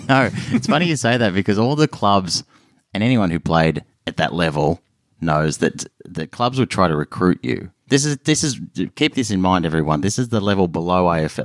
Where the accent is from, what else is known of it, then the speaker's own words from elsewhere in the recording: Melbourne, Victoria, Australia; I grew up in Melbourne